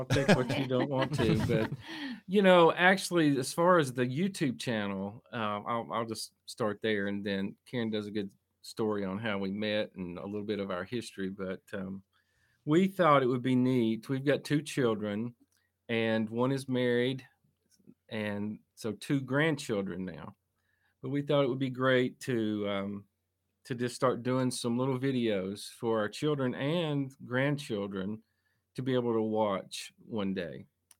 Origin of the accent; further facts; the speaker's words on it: Tennessee, United States; I grew up in East Tennessee, the hills here.